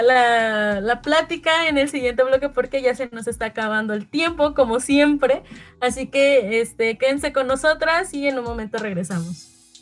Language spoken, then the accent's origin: Spanish; Mexico; cómo yo me percibo como mexicana